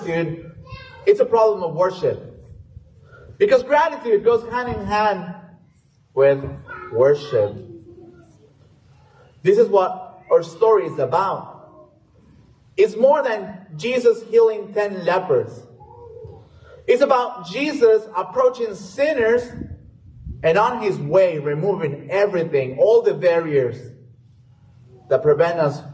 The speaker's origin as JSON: {"language": "English", "town": "San Bernardino", "region": "California", "country": "United States", "tie": "born or raised there", "also_born_or_lived": "Mexico City, Mexico", "said": "I was born in Mexico City, but I was raised in San Bernardino, California"}